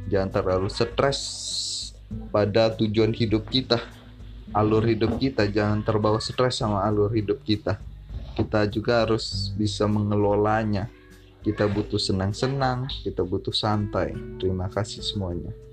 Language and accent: Indonesian; Bandar Lampung, Lampung, Indonesia; asal gue dari Bandar Lampung tempat tinggal gue dari Bandar Lampung keluarga gue semua di Bandar Lampung